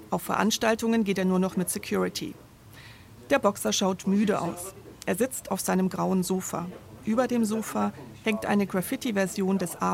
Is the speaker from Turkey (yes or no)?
yes; Turkey; now in Germany; Aber wenn ich von meiner Heimat spreche, dann ist das die Türkei. Wenn in der Türkei etwas passiert, dann hat das wirklich einen großen Einfluss auf mich.